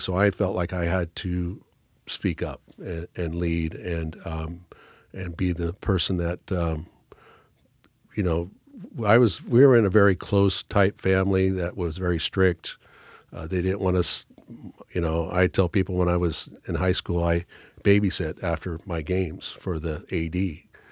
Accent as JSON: {"language": "English", "town": "Newport", "region": "Oregon", "country": "United States", "tie": "born or raised there", "said": "I was born and raised in Newport, Oregon"}